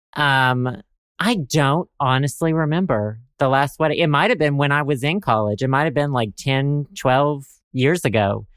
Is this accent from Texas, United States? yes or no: no; Arkansas, United States; I'm from Arkansas